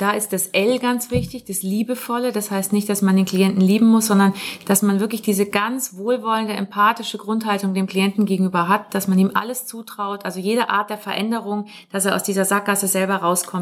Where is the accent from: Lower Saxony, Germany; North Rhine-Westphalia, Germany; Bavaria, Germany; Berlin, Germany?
Bavaria, Germany; Munich; wir kommen beide aus München und sind Mutter und Tochter. Also ich bin die Tochter